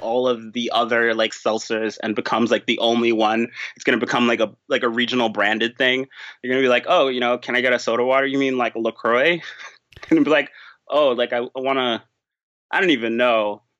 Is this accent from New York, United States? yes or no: yes; New York, United States; also born or lived in Chicago area; now in Chicago, United States; I'm from New York originally. So I came out here to like the Chicago area